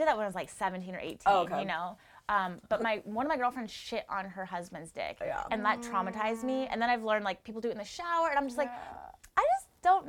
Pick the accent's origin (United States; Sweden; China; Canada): United States; Washington; moved away; also born or lived in San Diego; I'm from Washington, so Washington is very progressive, liberal.